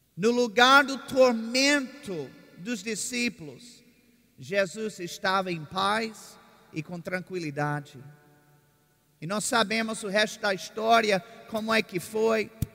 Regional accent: Virginia, United States; moved away as an adult; also born or lived in Oklahoma; now in Brazil; Eu sou do estado de Virgínia

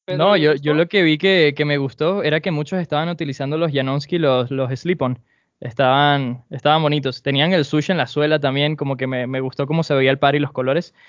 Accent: Venezuela

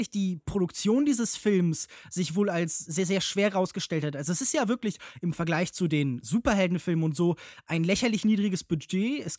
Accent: Cologne, North Rhine-Westphalia, Germany; Ich komme ja auch ursprünglich aus Köln

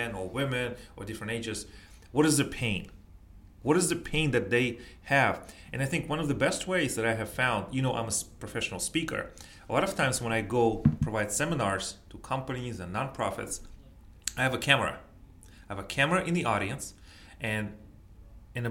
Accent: United States

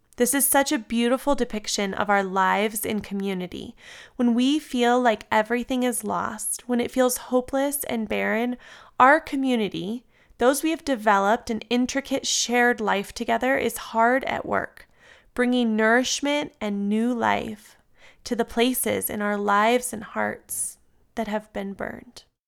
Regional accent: San Diego, California, United States; now in Colorado, United States; I grew up in San Diego, and until moving to Colorado

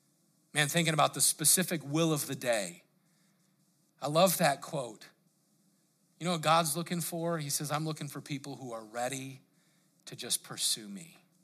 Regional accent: Colorado, United States; I grew up there in Colorado, and I remember we used to go, they call it spelunking

